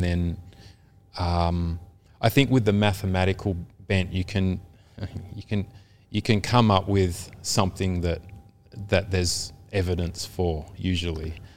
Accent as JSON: {"language": "English", "town": "Caringbah", "region": "New South Wales", "country": "Australia", "tie": "born or raised there", "also_born_or_lived": "Taren Point", "said": "I was born in Carrimbah"}